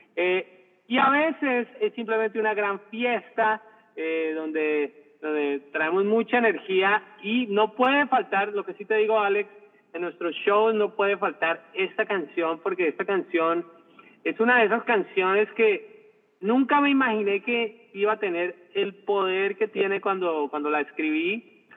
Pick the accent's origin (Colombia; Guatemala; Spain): Colombia; moved away; yo nací en Colombia, donde obviamente se habla español, pero mi padre empezó a enseñarme el idioma inglés